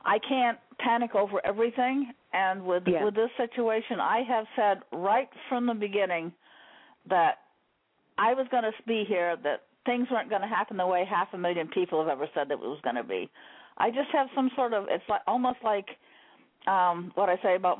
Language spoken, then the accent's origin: English; Maine, United States; I'm from Maine.